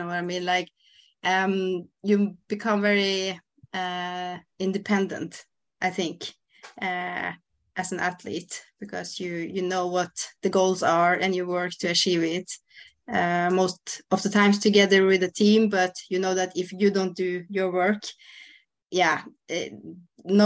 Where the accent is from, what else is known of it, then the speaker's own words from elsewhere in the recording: Norway; We're going to make a race in our hometown